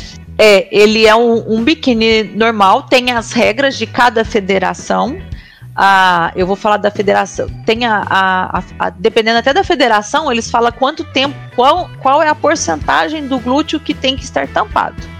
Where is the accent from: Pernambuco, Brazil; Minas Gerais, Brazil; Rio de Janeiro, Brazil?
Minas Gerais, Brazil; Uberlândia; eu sou daqui de, da cidade de Uberlândia